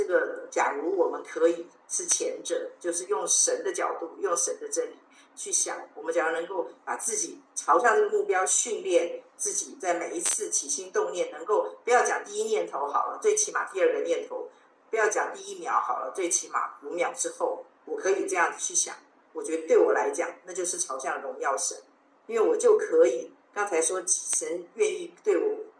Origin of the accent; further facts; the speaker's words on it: China; 我们中国人也会说“患难见真情”嘛